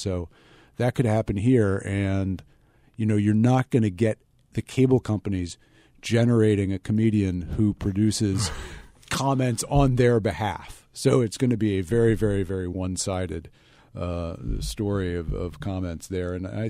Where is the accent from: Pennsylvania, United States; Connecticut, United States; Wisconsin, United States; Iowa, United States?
Pennsylvania, United States; Philadelphia; No, no. I'm proudly from Philadelphia, and Comcast is probably the most successful Philadelphia-based company of the last, I don't know, couple hundred years.